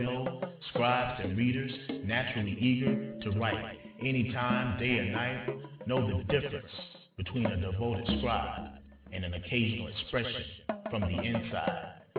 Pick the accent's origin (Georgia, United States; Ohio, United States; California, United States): Georgia, United States; Alice Walker, from my home state in Georgia, from the small town of Eatonton